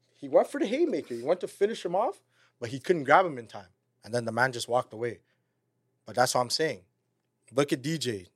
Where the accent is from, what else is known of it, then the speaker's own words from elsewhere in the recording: Toronto, Ontario, Canada; we're from Toronto